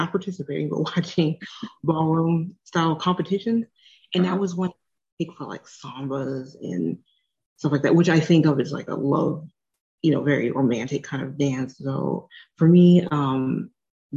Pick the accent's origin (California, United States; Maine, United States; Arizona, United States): Arizona, United States; I grew up in Arizona